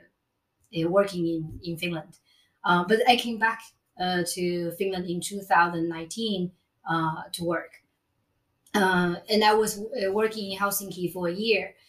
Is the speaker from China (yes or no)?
yes; China; moved away as an adult; also born or lived in Gothenburg, Sweden; now in Malmö, Sweden; I'm originally from China, and I came to Sweden to pursue my master's studies